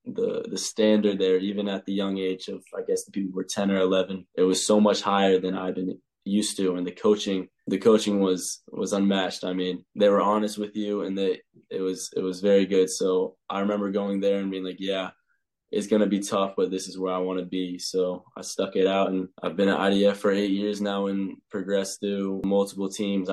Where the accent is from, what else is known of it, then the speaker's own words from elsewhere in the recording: Chapel Hill, North Carolina, United States; moved away as an adult; now in Ireland; I'm from Chapel Hill. So I played in, it's called CSL, which is Chatham Soccer League